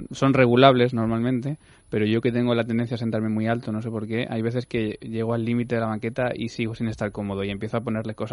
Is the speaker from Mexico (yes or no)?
no; Cuenca, Castilla-La Mancha, Spain; Pues yo soy de Cuenca y me gusta mucho todo lo que es la carne de la sierra, eh, la orza y estas cosas que comemos por allí me gusta mucho.